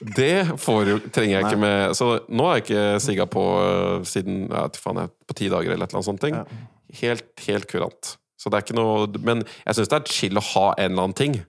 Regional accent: Norway; som en nordmann

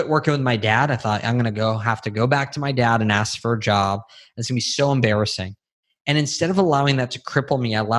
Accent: California, United States; moved away as an adult; now in Texas, United States; we grew up with guns in California

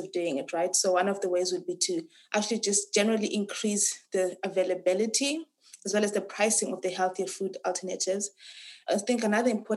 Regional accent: Harare, Zimbabwe; moved away as an adult; now in Cape Town, South Africa; I was born and raised in Harare, Zimbabwe

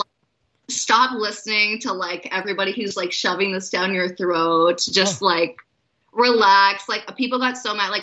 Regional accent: Tennessee, United States; moved away as an adult; also born or lived in Boston; now in Montreal, Canada; living in Tennessee and what that was like growing up in the South

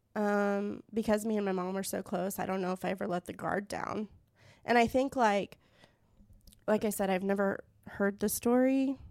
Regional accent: Tulsa, Oklahoma, United States; I was born and raised in Tulsa

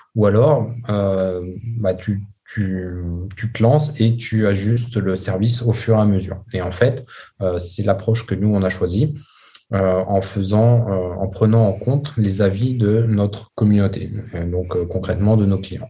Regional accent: France; moi, en tant que Français

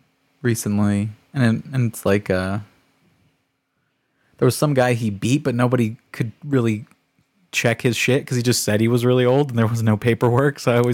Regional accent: United States; it makes me mad as an American.

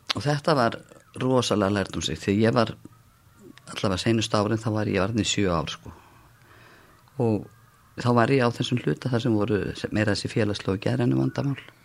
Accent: Reykjavík, Capital Region, Iceland; ég er svona fættin í Reykjavík árið 1957, ólst upp í Þingoltunum og Laugásveginum

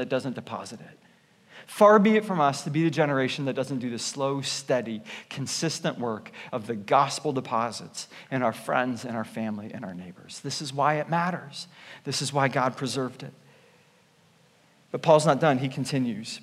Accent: Canada; moved away; I'm Canadian

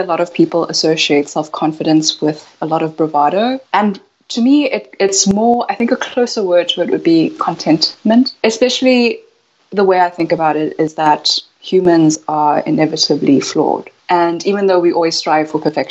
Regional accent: South Africa; So I was born in South Africa, and my parents are from Taiwan, but my mother is Japanese. And so there's a lot of culture there. And growing up in South Africa

